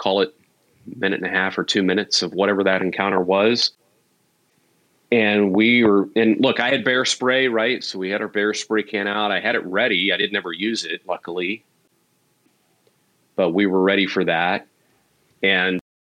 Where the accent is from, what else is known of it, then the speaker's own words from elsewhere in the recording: small town Missouri, United States; moved away; my upbringing, though, in my childhood was in small town Missouri, rural kind of upbringing